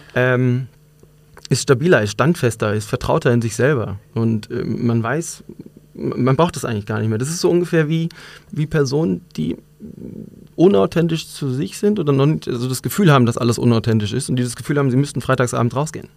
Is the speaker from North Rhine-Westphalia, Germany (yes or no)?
yes; North Rhine-Westphalia, Germany; moved away as an adult; now in Munich, Germany; ich bin eigentlich in NRW groß geworden